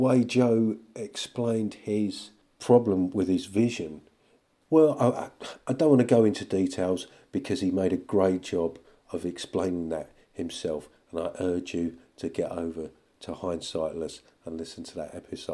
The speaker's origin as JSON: {"language": "English", "country": "United Kingdom", "said": "being British"}